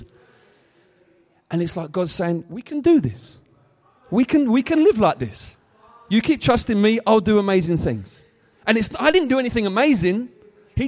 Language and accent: English; London, United Kingdom; also born or lived in Greenwich, London; I was born in Greenwich in London, but I was brought up on the outskirts in a place called Bexley, which is kind of a London borough